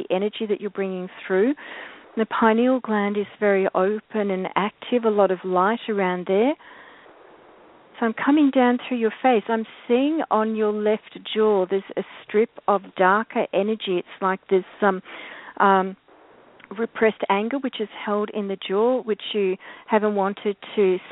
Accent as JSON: {"language": "English", "region": "Victoria", "country": "Australia", "tie": "born or raised there", "said": "Country Victoria, which is my home state"}